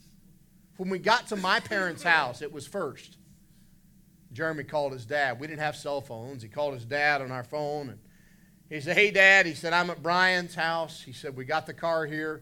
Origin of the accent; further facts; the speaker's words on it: West Virginia, United States; moved away as an adult; also born or lived in Indiana; we're both from West Virginia.